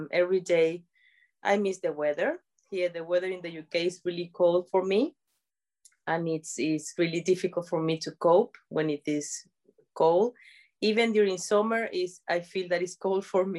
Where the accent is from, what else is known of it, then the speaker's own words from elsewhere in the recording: San Cristóbal, Táchira, Venezuela; moved away as an adult; now in United Kingdom; I'm from Venezuela. Yeah, I was born in a place that is called San Cristobal.